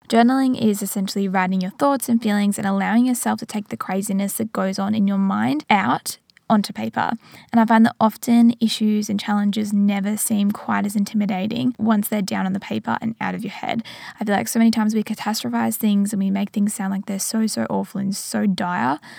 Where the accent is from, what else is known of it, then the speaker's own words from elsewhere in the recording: regional Victoria, Australia; moved away as an adult; now in Geelong, Australia; I'm back in Geelong, which is classified as regional Victoria, and it meant that I could go and travel to my hometown